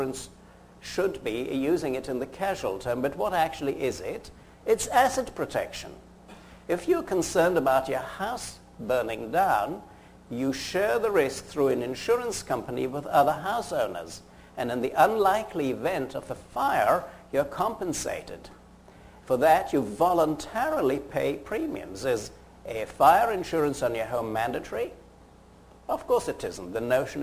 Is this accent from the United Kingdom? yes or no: yes; United Kingdom; accent: British; moved away as an adult; also born or lived in Fort Frances, Ontario, Canada / Edinburgh; now in United States; I graduated, as you worked out from my accent, in Britain. I'm an Edinburgh graduate